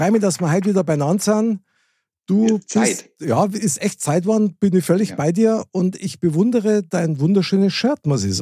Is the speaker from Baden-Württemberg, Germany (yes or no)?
no; Munich, Bavaria, Germany; ich bin direkt in der Stadtmitte aufgewachsen von München. Also tatsächlich in der Nähe vom Stiegelmeierplatz. Ja. Und bin dann aus München äh, rausgegangen.